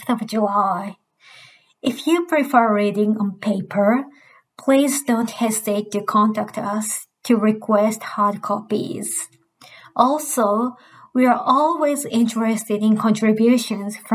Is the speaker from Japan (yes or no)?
yes; Japan; now in Canberra, Australia; I grew up in Japan